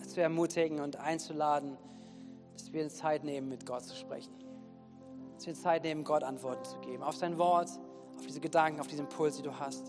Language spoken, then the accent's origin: German; Wuppertal, North Rhine-Westphalia, Germany; now in Bad Kreuznach, Germany; Ich komme ja aus Wuppertal, da bin ich aufgewachsen